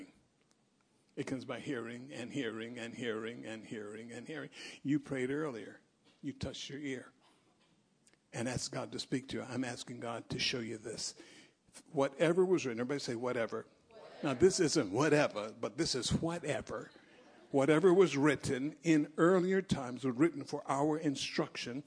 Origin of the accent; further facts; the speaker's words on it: United States; I'm American.